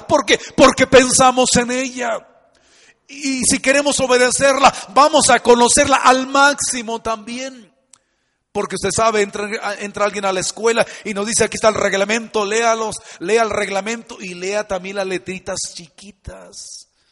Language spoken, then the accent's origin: Spanish; Mexico; somos muy mexicanos